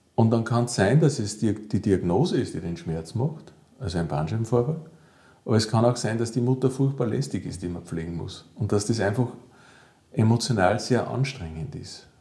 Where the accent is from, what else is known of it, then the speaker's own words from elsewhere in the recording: Salzburg, Austria; also born or lived in Vienna; ich komme aus Salzburg, ich bin hier geboren und auch aufgewachsen